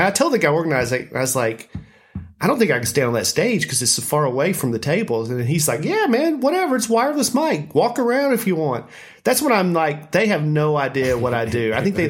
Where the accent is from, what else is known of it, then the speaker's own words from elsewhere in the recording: Lebanon, United States; my hometown of Lebanon